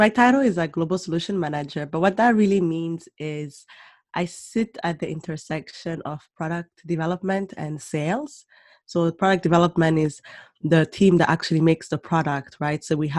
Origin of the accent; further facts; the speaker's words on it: Rwanda; moved away as an adult; also born or lived in Burundi / Germany / Senegal / Canada; And then I was born in Burundi. Mm-hmm. And after the genocide in Rwanda, that's when we moved back to Rwanda. And so I grew up there. And then eventually lived in Germany as well, in Senegal, and moved to Canada for university.